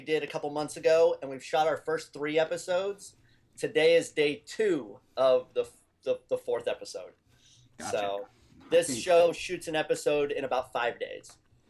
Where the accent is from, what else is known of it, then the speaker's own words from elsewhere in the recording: Cincinnati, Ohio, United States; moved away; also born or lived in Kansas City; I was born in Kansas City and grew up in Cincinnati.